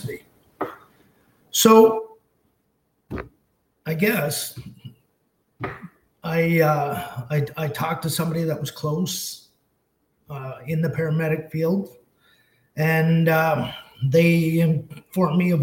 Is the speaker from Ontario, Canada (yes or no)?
yes; Colborne, Ontario, Canada; It was kind of my hometown. It's where I resided, in the little town of Colburn.